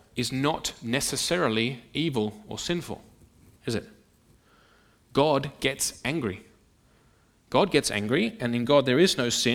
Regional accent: Sydney, New South Wales, Australia; moved away; the church in which I grew up back in Sydney

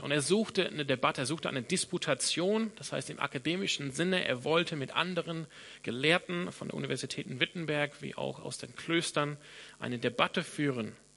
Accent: Sydney, New South Wales, Australia; first language English; German is a second language; moved away; ich komme aus Sydney in Australien. Das heißt, meine, meine Muttersprache ist Englisch

